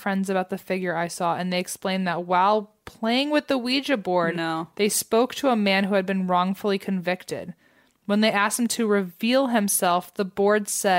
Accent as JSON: {"language": "English", "town": "Toronto", "region": "Ontario", "country": "Canada", "said": "I'm from Toronto, Canada."}